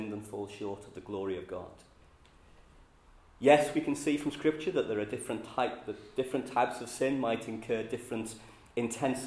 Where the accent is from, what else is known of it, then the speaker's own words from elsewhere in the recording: Liverpool, North West England, United Kingdom; accent: Scouse; I'm a Scouser. You can tell that from my accent.